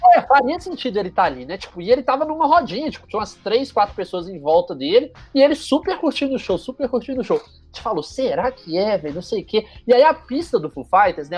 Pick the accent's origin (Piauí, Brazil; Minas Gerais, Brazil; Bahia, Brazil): Minas Gerais, Brazil; Juiz de Fora; eu sou de Juiz de Fora